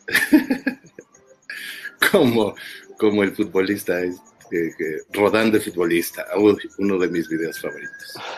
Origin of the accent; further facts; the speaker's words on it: Tula, Hidalgo, Mexico; allá en Hidalgo, Tula, ya ves que yo soy de allá